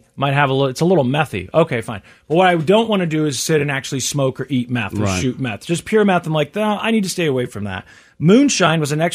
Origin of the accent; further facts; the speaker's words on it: Midwest, United States; I'm from the Midwest